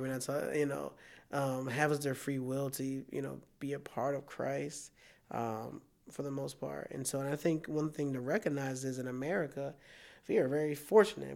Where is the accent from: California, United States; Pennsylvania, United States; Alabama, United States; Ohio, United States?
Pennsylvania, United States; Philadelphia; now in Iowa, United States; I'm from Philadelphia